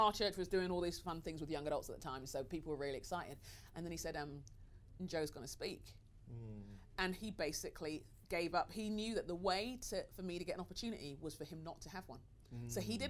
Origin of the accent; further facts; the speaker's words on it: London, United Kingdom; I'm Nigerian. {S3} Yeah. {S2} That's all I'm going to say about that. Do you know what I mean? I'm a Nigerian Londoner.